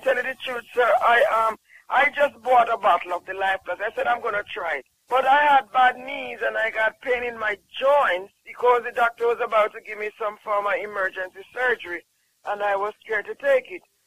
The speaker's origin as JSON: {"language": "English", "country": "Jamaica", "said": "I'm from Jamaica, and I honestly tell you, sometimes as a Jamaican"}